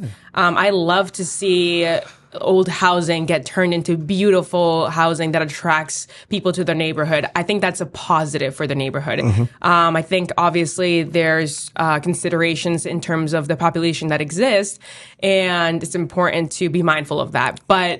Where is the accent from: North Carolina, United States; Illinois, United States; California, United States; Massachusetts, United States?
Massachusetts, United States; Boston; I lived in East Boston my entire life. I was born on Sumner Street in Jeffries Point